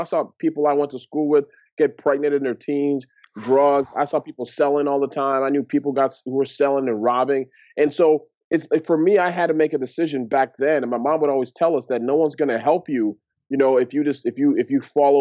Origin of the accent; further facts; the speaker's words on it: Toronto, Ontario, Canada; I grew up in Toronto, Ontario, Canada, to Nigerian parents.